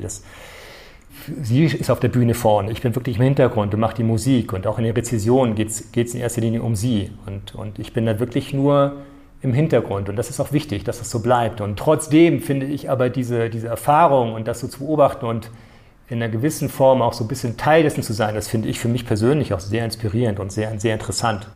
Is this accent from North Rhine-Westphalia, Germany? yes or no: no; Norderstedt, Schleswig-Holstein, Germany; also born or lived in Hamburg / Nairobi / Arnhem; in Norderstedt, dort wo ich aufgewachsen bin